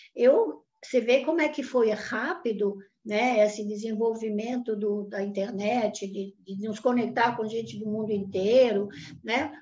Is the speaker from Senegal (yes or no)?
no; Italy; now in Brazil; eu nasci no pós-guerra na Itália